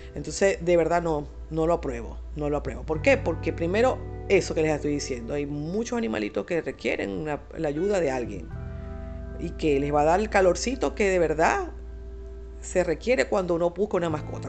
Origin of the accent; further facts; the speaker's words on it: Venezuela; en mi país. Por cierto, en país Venezuela